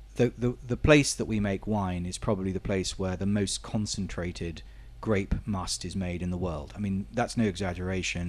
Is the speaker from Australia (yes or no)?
no; Portugal; I was born in Portugal, my father was born in Portugal, my grandfather was born in Portugal, but Um, I'm still considered by the Portuguese as being British